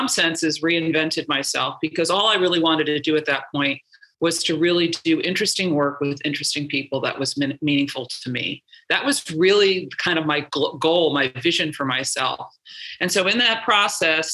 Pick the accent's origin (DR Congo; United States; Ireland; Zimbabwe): United States; New York; I'm from New York